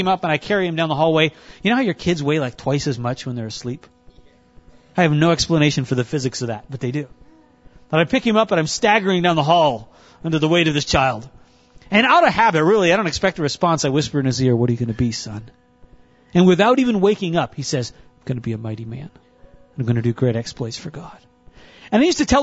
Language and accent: English; North Dakota, United States; now in Cincinnati, United States; I grew up in North Dakota.